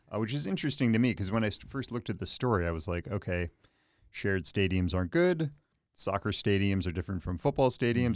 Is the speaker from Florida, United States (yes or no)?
no; Philadelphia, Pennsylvania, United States; now in Chicago, United States; I'm from Philadelphia